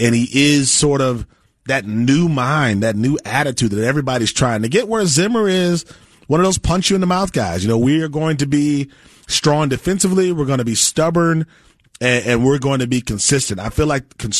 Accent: Wisconsin, United States; I grew up in Wisconsin and we played a lot of farm boys in football

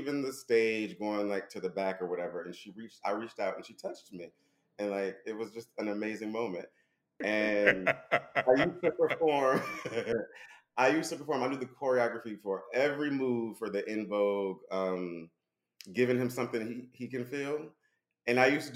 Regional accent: Connecticut, United States; also born or lived in New York / Los Angeles; now in Dallas, United States; I grew up in Connecticut

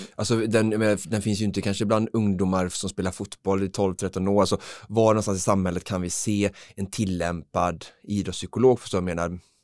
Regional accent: Alingsås, Västra Götaland, Sweden; när jag spelade fotboll i Holmalund eh, som barn hemma i Alingsås

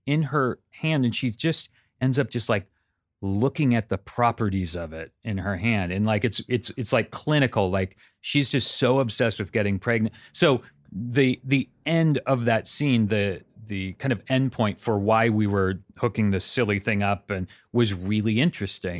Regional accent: Santa Cruz, California, United States; moved away as an adult; also born or lived in Pasadena; now in Los Angeles, United States; I grew up in Santa Cruz, up in Northern California

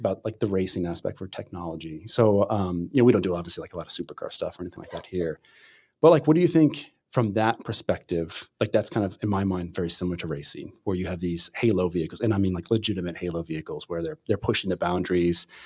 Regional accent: Pennsylvania, United States; now in Michigan, United States; I'm from Pennsylvania originally

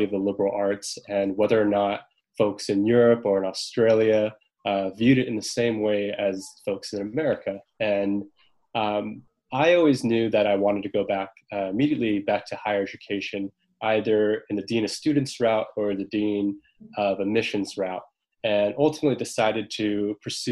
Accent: Southern California, United States; also born or lived in Maine; growing up in Southern California, son of immigrants from South Korea

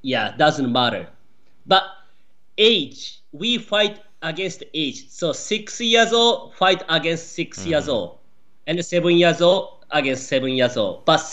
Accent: Japan; born or raised there; English is a second language; moved away as an adult; also born or lived in Florida; now in United States

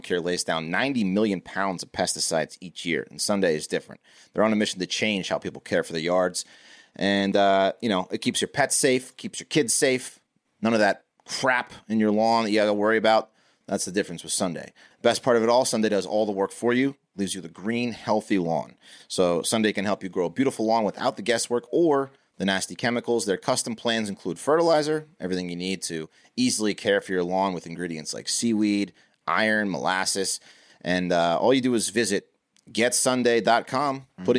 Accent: Virginia, United States; growing up in Virginia

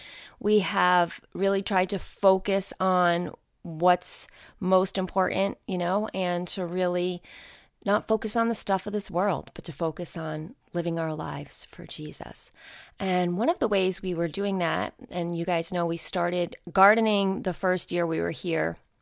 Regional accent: New York, United States; We did not grow up in the country. I grew up right outside of New York City.

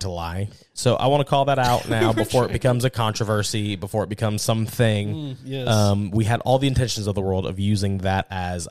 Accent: New England, United States; growing up in New England, not in church

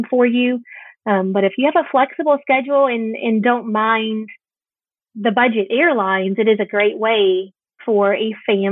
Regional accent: Northern Indiana, United States; now in Southern Kentucky, United States; grew up in Northern Indiana

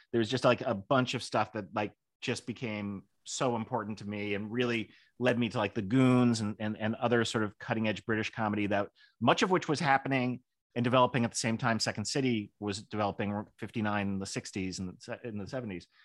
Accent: Kenilworth, Illinois, United States; I grew up in Kenneworth, Illinois, which could not have been more Republican.

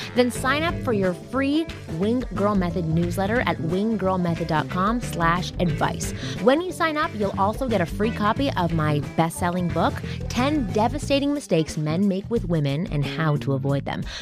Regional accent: Canada; moved away as an adult; now in United States; I'm from Canada.

